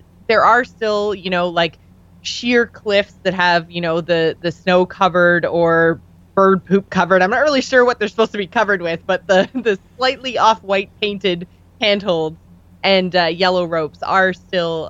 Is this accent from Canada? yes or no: yes; Canada; We're Canadian